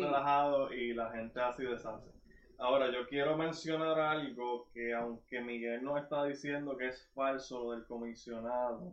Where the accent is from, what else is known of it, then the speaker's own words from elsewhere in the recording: Sabana Grande, Puerto Rico; nosotros que somos de Sabana Grande, Jíbaro Alpil